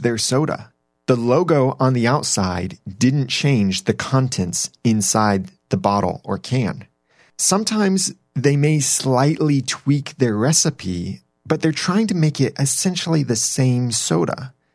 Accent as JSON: {"language": "English", "region": "Southern California", "country": "United States", "tie": "born or raised there", "moved": "yes", "said": "I grew up in Southern California, so I call it soda, and everyone around me calls it pop"}